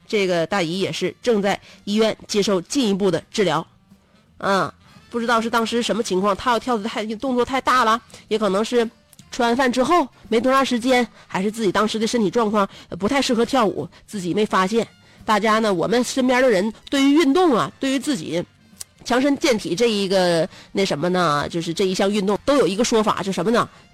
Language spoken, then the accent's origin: Chinese; Northeast China, China; 咱们东北